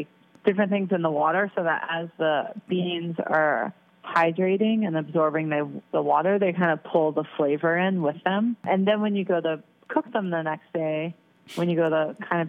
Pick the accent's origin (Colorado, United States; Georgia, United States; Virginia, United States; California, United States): Georgia, United States; Atlanta; moved away; also born or lived in Brooklyn; I'm originally from the South. I'm from Atlanta, Georgia